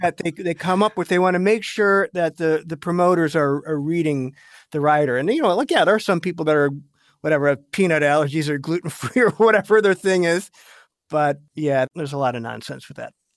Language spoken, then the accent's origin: English; United States